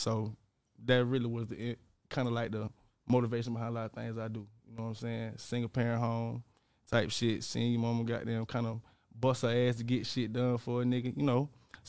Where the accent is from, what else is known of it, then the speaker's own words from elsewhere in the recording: Dawson, Georgia, United States; Man, like I'm from Dawson. Dawson, Georgia, Terra, kind of, you know what I'm saying? Small town, you probably never heard it